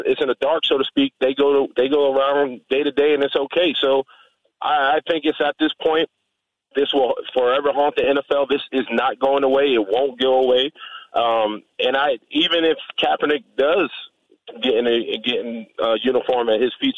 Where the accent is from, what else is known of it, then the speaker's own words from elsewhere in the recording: New York City, New York, United States; I'm from the South Bronx, New York.